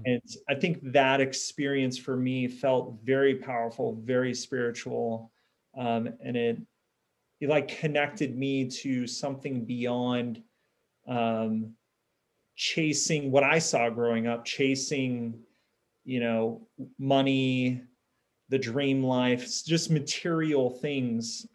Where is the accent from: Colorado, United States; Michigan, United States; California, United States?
California, United States; Southern; you and I grew up in Southern California culture